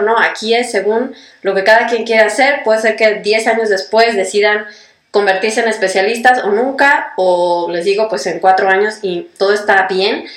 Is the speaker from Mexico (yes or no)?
yes; Mexico; moved away as an adult; now in Germany